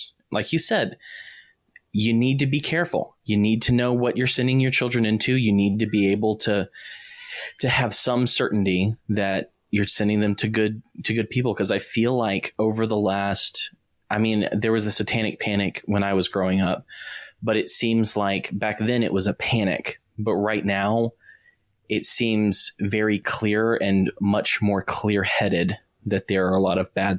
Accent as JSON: {"language": "English", "region": "the South", "country": "United States", "said": "Like, I'm a Southerner"}